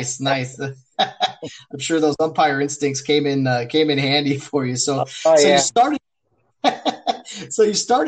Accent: Glendora, California, United States; the area that I grew up in Glendora, California

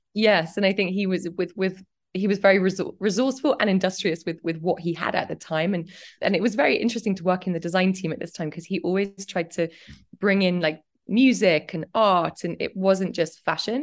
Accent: Cambridge, East of England, United Kingdom; moved away; also born or lived in London; was born in Cambridge and, um, I grew up, I grew up there

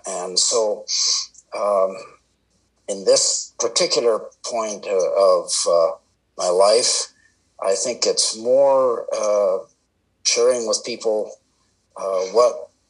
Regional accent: Canada; also born or lived in India; And so I spent most of my first 18 years there. I am Canadian. I came back to Canada to attend Bible college.

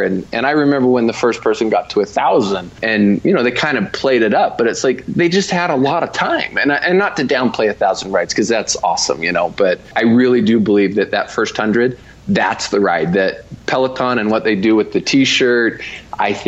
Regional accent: Utah, United States; I am from Utah

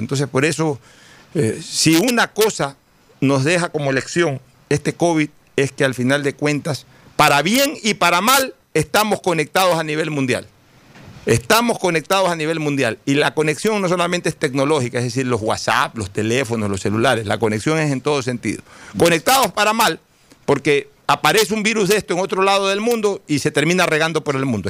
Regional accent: Ecuador; yo sí sentí un vejamen como ecuatoriano

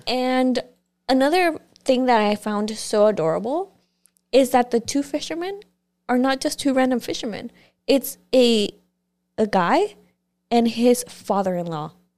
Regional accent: Mexico; moved away; growing up in Mexico

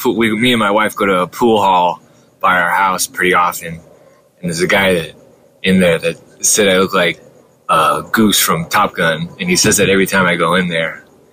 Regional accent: Whittier, California, United States; also born or lived in Orange County, California / Bay Area, California; I was born in Whittier. Whittier. And lived there for most of my preteen years. And then I moved to Orange County in middle school. And I was there until the end of high school. So 50-50, I'd say.

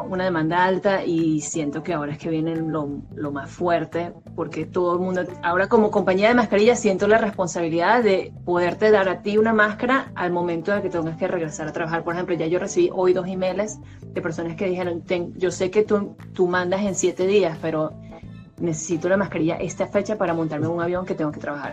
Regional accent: Valencia, Carabobo, Venezuela; moved away as an adult; now in United States; yo estoy de Valencia, Venezuela, estudié en el mismo colegio que David, nos conocemos desde séptimo grado teníamos 14 años

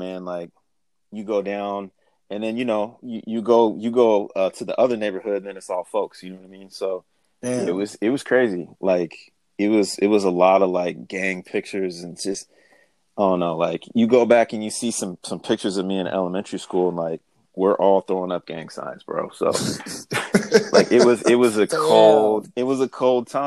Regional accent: Seattle, Washington, United States; so I grew up in South End

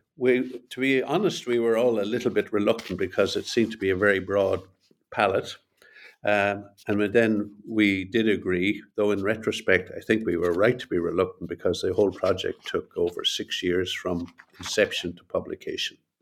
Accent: Ireland; also born or lived in Montreal, Canada / Boston, United States; I'm Irish and I live here in Dublin

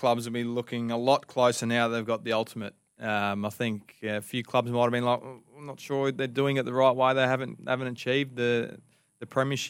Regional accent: Victoria, Australia; now in South Australia, Australia; Growing up in Victoria

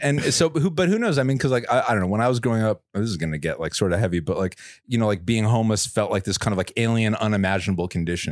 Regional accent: New York, United States; moved away as an adult; now in San Francisco Bay Area, United States; I'm from New York, but I've lived in the Bay for you know, almost, almost a decade now

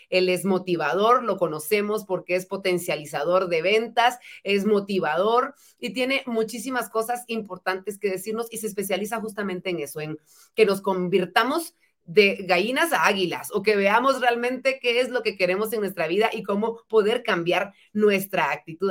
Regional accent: Guatemala; en mejores guatemaltecos en general

